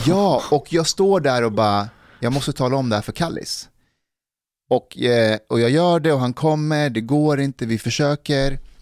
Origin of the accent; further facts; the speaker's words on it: Älta, Stockholm County, Sweden; när jag växte upp i Älta